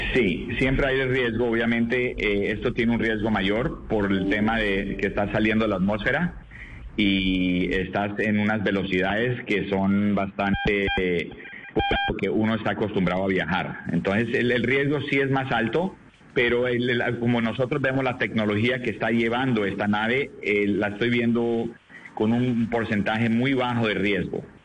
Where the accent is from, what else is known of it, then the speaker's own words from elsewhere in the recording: Colombia; siendo el primer colombiano